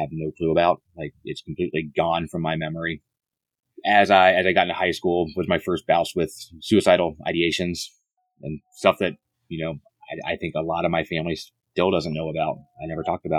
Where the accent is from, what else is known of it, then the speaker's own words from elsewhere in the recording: Indiana, United States; moved away as an adult; also born or lived in South Carolina; I grew up in Indiana